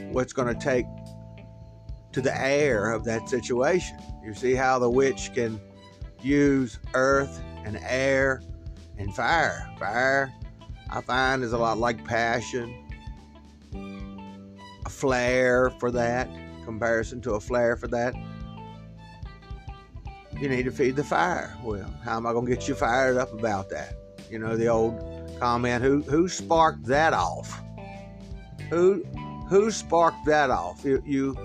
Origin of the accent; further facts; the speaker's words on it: United States; I'm American. I was born American